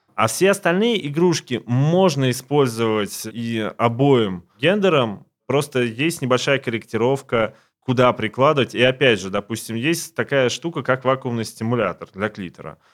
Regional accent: Siberia, Russia; now in Moscow, Russia; я сам не из Москвы, я из Сибири, и вырос в очень маленьком городке

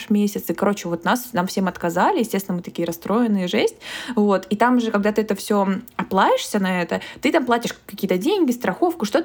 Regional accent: Krasnodar, Krasnodar Krai, Russia; Ну мы еще типа из Краснодара

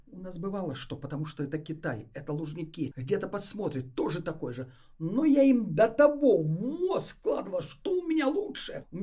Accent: Moscow, Russia; Питера, а я из Москвы.

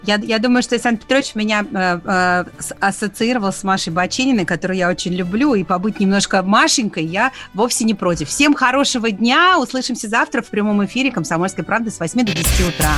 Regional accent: Donbas, Ukraine; человек, который родился и вырос в Донбассе

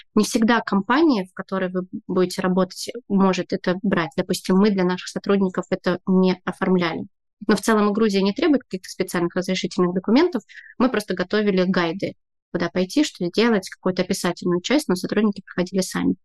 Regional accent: Saint Petersburg, Russia; moved away as an adult; now in Tbilisi, Georgia; я из Петербурга

